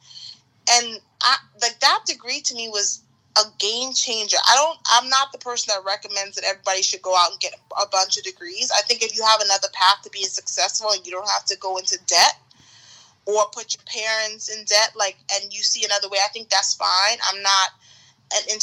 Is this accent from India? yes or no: no; Bahamas; moved away as an adult; I'm from the Bahamas. And I was here on a student visa.